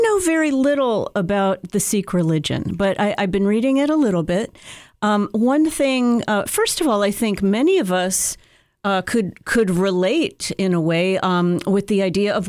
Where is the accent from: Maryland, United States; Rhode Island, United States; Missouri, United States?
Maryland, United States; Rockville; I grew up in Rockville, Maryland